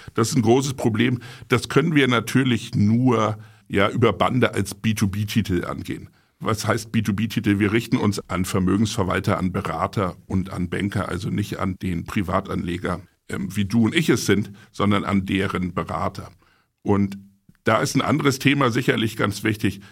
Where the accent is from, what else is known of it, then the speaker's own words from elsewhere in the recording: Buchholz in der Nordheide, Lower Saxony, Germany; ich bin ja nicht gebürtiger Hamburger, sondern komme aus Buchholz. Das ist eine Kleinstadt südlich von Hamburg in der Nordheide.